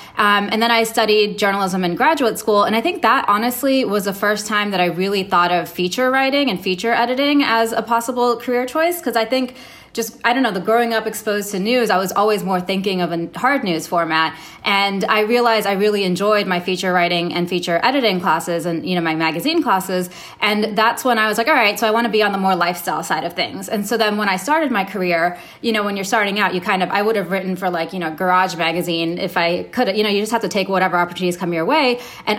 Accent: Saudi Arabia; moved away; also born or lived in Canada; So I was born in Canada. I moved to Saudi Arabia when I was 2, and my dad worked for the airline.

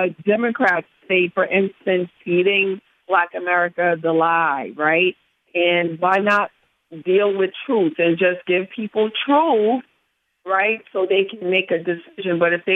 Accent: New York City, New York, United States; I'm 63, so I remember I knew the name of the cop where I lived in New York because I grew up in New York in Harlem.

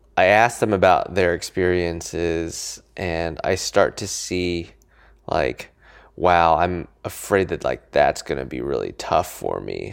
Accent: Niwot, Colorado, United States; also born or lived in California; I grew up in Colorado, yeah. um, in a town called Niwot, N I W O T.

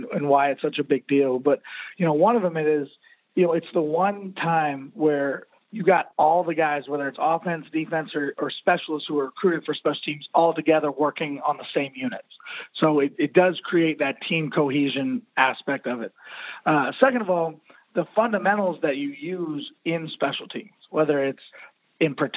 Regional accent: Maryland, United States; now in Florida, United States; I'm actually from Maryland originally

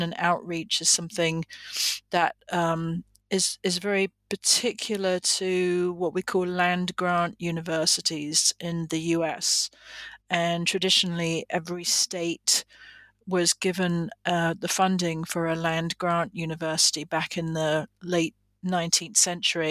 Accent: England, United Kingdom; moved away as an adult; now in United States; I am originally from England, but I've lived in the United States for, about 35 years now

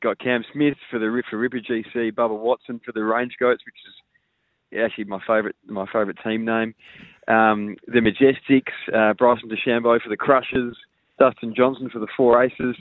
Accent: Adelaide, South Australia, Australia; as a local guy from Adelaide

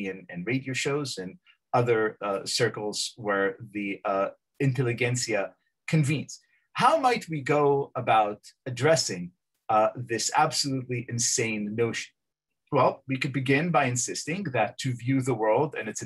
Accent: Israel; now in United States; I'm from Israel.

